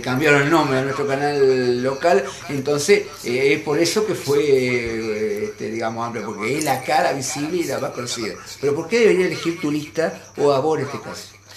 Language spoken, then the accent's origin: Spanish; Santa Fe, Argentina; como santafesino